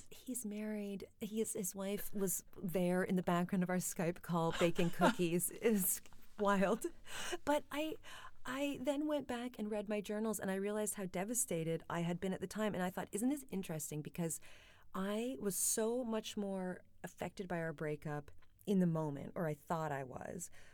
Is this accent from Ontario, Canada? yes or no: yes; Kitchener, Ontario, Canada; now in London, United Kingdom; I presented my Kitchener-Waterloo piece in Camden.